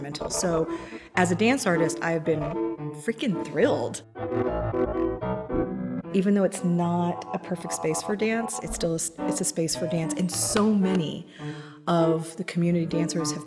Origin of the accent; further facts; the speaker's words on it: Central Texas, United States; moved away as an adult; also born or lived in Philadelphia; now in Wichita, United States; I grew up in Central Texas